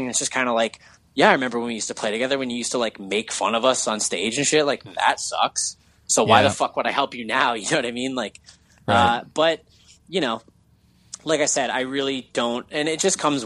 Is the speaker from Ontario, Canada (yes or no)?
yes; Hamilton, Ontario, Canada; we're from Hamilton, Ontario